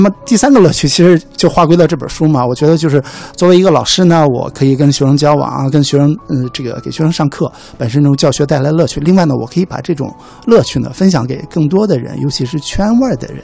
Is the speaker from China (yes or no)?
yes; China; 我自己作为一个中国人